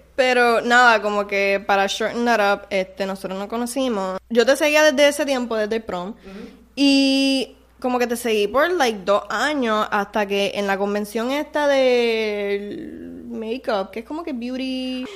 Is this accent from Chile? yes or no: no; Puerto Rico; somos de Calle y Humacao